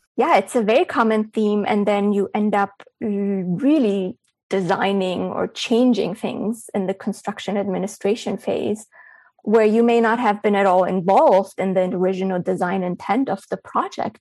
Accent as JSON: {"language": "English", "region": "Berlin", "country": "Germany", "tie": "born or raised there", "also_born_or_lived": "Bulgaria", "moved": "yes", "said": "I was born in Bulgaria, but I grew up in Berlin, Germany."}